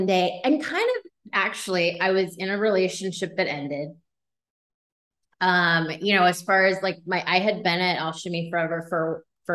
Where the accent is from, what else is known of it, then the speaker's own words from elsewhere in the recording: East Coast, United States; moved away as an adult; also born or lived in Los Angeles; I'm originally from the East Coast